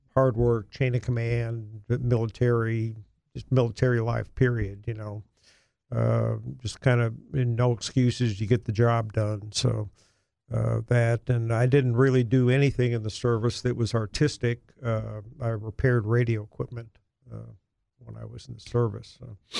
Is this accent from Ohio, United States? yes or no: yes; Cleveland, Ohio, United States; moved away as an adult; now in Little Rock, United States; growing up in a large city in Ohio up north, uh, Cleveland, yeah, Cleveland